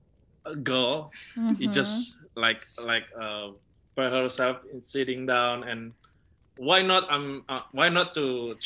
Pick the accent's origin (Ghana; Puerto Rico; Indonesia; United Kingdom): Indonesia; also born or lived in Kalimantan; when I said my name … is obviously that is from Indonesia.